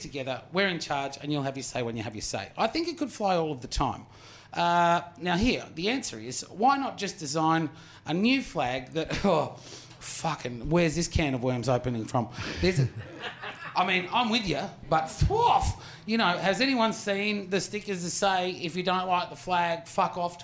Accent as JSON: {"language": "English", "country": "Australia", "said": "I as an Indigenous Australian"}